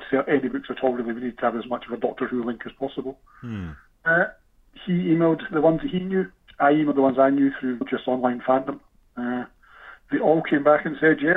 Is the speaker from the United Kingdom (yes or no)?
yes; Scotland, United Kingdom; being Scottish